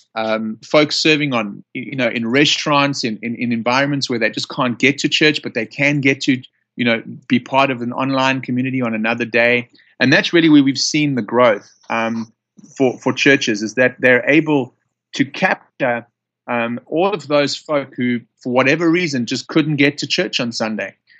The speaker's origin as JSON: {"language": "English", "town": "Johannesburg", "region": "Gauteng", "country": "South Africa", "accent": "South African", "moved": "yes", "lives_now": "United States", "said": "I'm from Johannesburg, South Africa"}